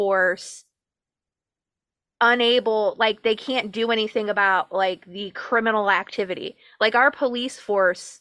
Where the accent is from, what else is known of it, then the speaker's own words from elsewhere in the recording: United States; I'm from the United States of America